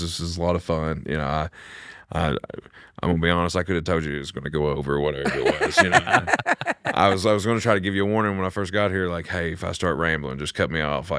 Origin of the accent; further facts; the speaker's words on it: Bath County, United States; It was just not available in Tunnel Hill. {S4} Right. {S3} that's called growing up in Bath County.